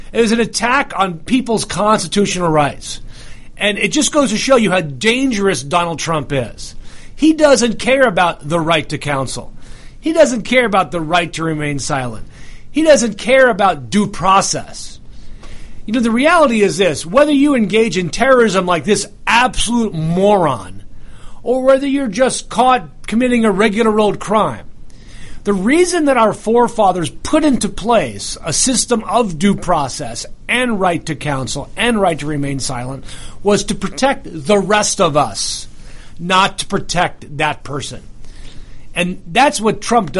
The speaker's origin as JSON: {"language": "English", "country": "United States", "tie": "born or raised there", "moved": "yes", "said": "I grew up near New York"}